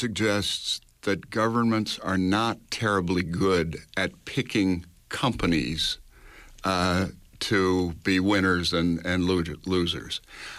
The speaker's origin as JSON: {"language": "English", "region": "New York", "country": "United States", "said": "I come from New York, and one of the most interesting things going on in New York right now is a project called Silicon Island"}